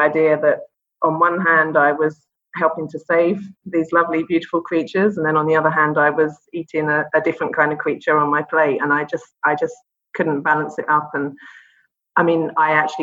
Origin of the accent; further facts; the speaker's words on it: London, United Kingdom; moved away as an adult; also born or lived in Dubai, UAE; now in Abu Dhabi, UAE; I'm from London originally, London in England.